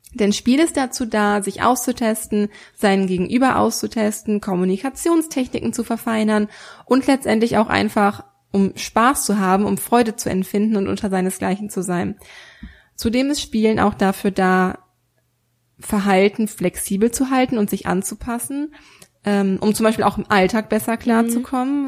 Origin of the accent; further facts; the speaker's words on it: Germany; hier bei uns in Deutschland